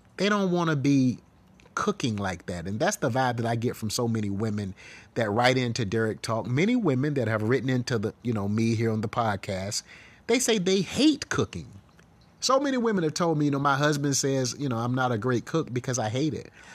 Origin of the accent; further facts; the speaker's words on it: the South, United States; I grew up in the South